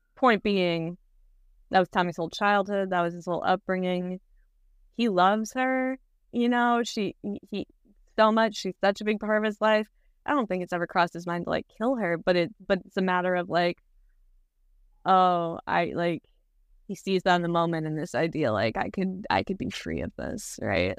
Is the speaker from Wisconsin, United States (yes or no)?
yes; Wisconsin, United States; now in Los Angeles, United States; We grew up together in Wisconsin and now we live together in L